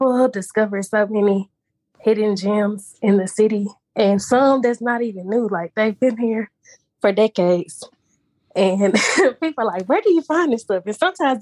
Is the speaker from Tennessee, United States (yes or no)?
yes; Memphis, Tennessee, United States; I'm from Memphis. And I grew up with my dad